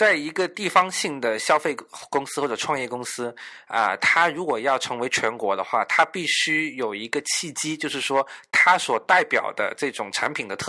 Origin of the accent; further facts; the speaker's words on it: Guangzhou, Guangdong, China; moved away as an adult; now in Beijing, China; 我是一个广州的一个呃人嘛，我就我从小是在广州长大的，我这几年到了北京工作，